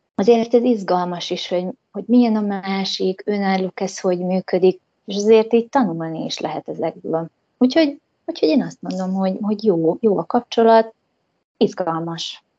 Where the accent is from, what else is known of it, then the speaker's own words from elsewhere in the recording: Hungary; moved away as an adult; also born or lived in United States; én magyar lány vagyok, én ide tartozom